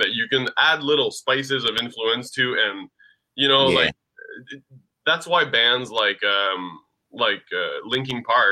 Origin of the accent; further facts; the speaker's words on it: Ottawa, Ontario, Canada; I'm from Ottawa